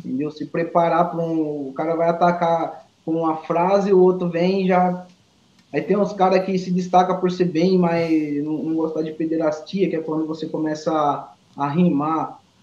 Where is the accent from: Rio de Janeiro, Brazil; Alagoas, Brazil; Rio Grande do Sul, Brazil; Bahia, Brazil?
Alagoas, Brazil; moved away; also born or lived in interior of São Paulo; eu sou da, da, de Alagoas